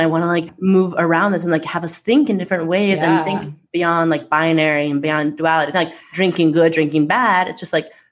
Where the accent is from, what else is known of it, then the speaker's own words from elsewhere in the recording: Long Island, New York, United States; I'm from Long Island and proud.